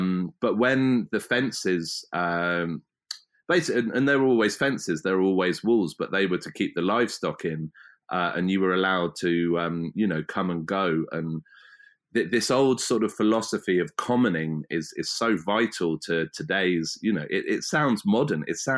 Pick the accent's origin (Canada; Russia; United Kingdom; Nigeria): United Kingdom; South East England; I've just ended up basically back where I grew up in West Berkshire on the Thames, and I used to come down this stretch of river to swim and to camp and kayak